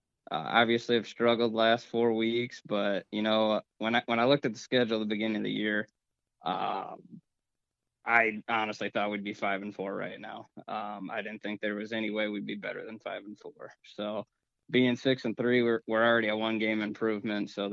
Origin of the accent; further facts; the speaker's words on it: Iowa, United States; now in Sioux Falls, United States; I grew up in Iowa, but I actually live in Sioux Falls, South Dakota right now.